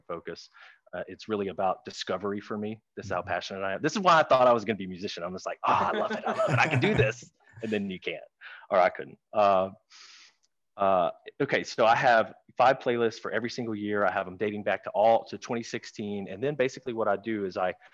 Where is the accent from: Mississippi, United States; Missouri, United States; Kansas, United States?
Mississippi, United States; Clarksdale; now in Dallas, United States; Clarksdale, where I grew up in Mississippi, is the home of blues music